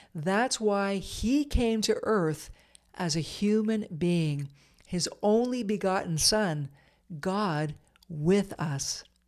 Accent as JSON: {"language": "English", "region": "Eastern Ontario", "country": "Canada", "tie": "born or raised there", "moved": "yes", "said": "I moved back to Eastern Ontario and began managing the newsroom at a small chum radio station near my hometown"}